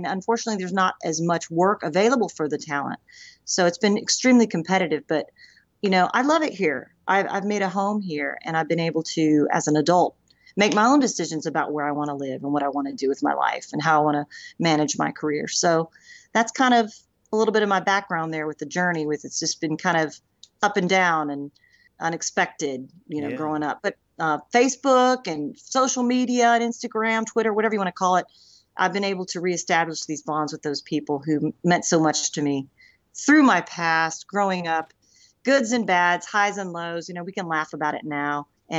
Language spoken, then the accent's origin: English; Memphis, Tennessee, United States; born there; also born or lived in Eagle Pass, Texas / Durant, Oklahoma / Coffeyville, Kansas; When I was born in Memphis, Tennessee. So I moved around a lot, was never able to actually stay somewhere and stay grounded